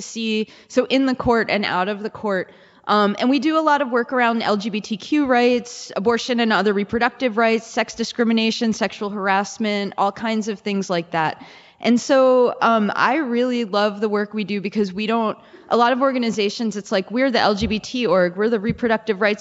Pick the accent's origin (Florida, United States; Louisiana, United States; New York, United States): New York, United States; New York City; moved away as an adult; now in Minnesota, United States; I grew up in the Bronx. I went to law school and then I, moved to Minnesota